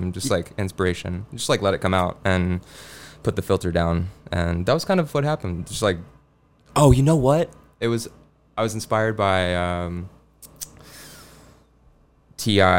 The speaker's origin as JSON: {"language": "English", "town": "Memphis", "region": "Tennessee", "country": "United States", "tie": "born or raised there", "said": "I'm from Memphis, and so it was about like growing up in Memphis"}